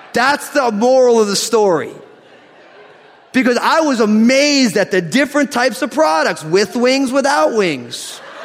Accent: New Jersey, United States; I'm from New Jersey

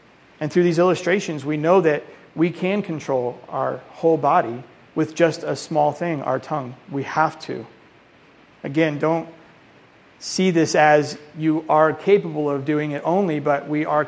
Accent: Colorado, United States; moved away; I'm from Colorado originally

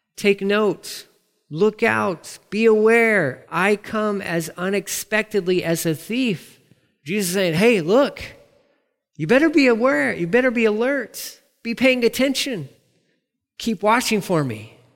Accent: Amarillo, Texas, United States; me growing up in Amarillo

